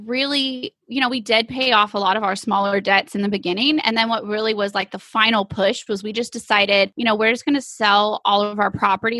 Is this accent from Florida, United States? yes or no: no; East Texas, United States; we are from East Texas.